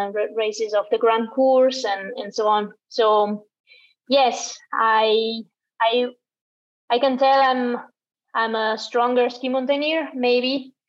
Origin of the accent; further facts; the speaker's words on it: Italy; I'm born and raised in the Dolomites